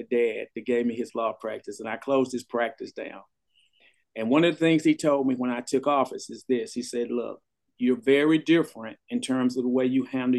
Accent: Fort Worth, Texas, United States; also born or lived in Washington, D.C.; I'm from Tarrant County. I grew up here in Fort Worth, on the south side of Fort Worth

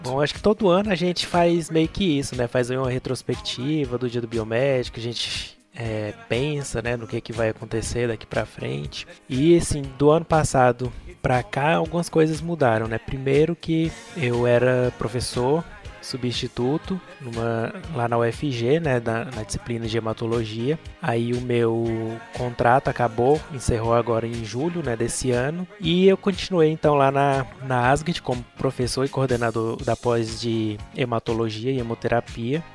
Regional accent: Goiânia, Goiás, Brazil; eu sou de Goiânia. Sou de Goiânia

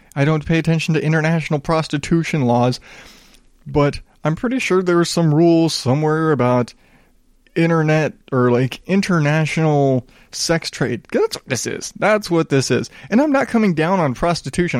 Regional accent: the South, United States; I grew up in the South

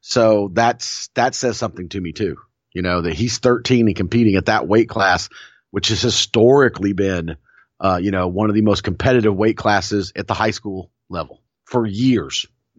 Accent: Chicago, Illinois, United States; growing up in Chicago. It is not a northern city, but it is a Midwestern city.

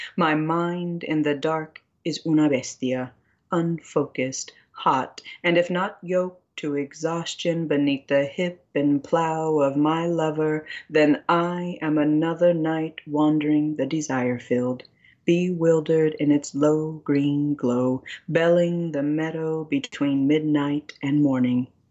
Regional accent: United States; I grew up on a reservation

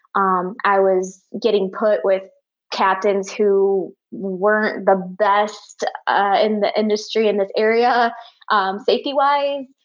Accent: Michigan, United States; I'm from Michigan

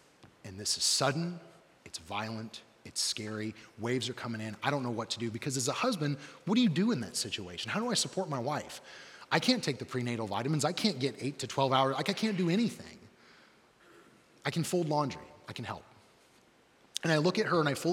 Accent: Johnson County, Indiana, United States; I'm from Johnson County

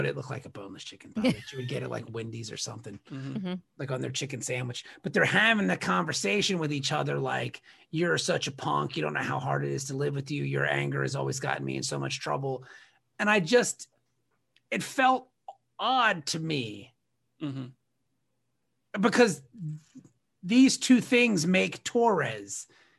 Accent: Ireland; It had nothing to do with me being Irish, you know

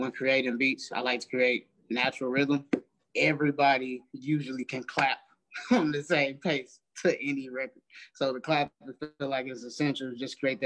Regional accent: St. Louis, Missouri, United States; moved away as an adult; I'm from St. Louis, Missouri, born and raised

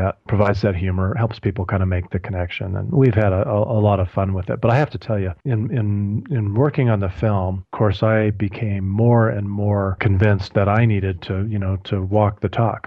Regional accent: Colorado Springs, Colorado, United States; my hometown of Colorado Springs

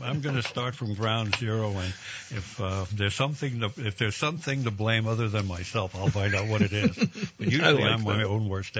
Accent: New York, United States; Of course, I grew up in New York where we had 3 of them.

